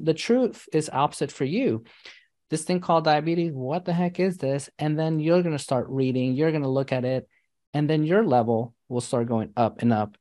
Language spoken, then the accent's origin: English; New York City, New York, United States; I grew up in New York City